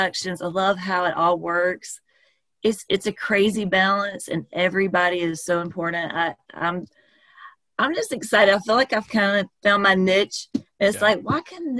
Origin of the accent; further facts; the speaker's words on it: South Carolina, United States; now in Atlanta, United States; I'm from South Carolina